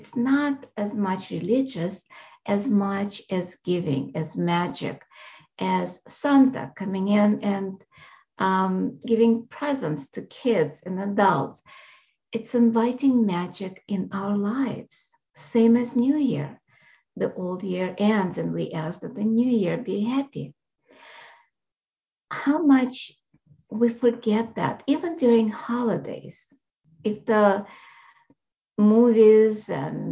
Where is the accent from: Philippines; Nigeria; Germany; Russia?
Russia; moved away; I was born in Russia